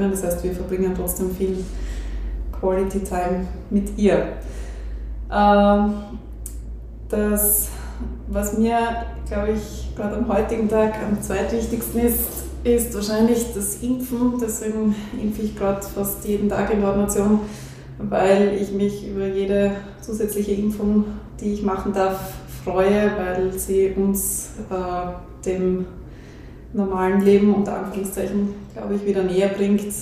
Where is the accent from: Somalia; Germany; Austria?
Austria; Hartberg, Styria; Ähm, also ich bin schon in Hartberg aufgewachsen. Mein Vater hat die Praxis vor mir geführt.